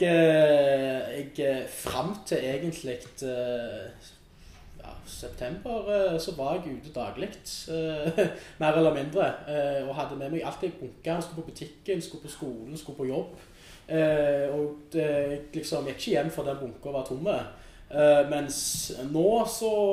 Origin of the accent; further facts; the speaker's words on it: Stavanger, Rogaland, Norway; moved away as an adult; now in Oslo, Norway; hjemme i Stavanger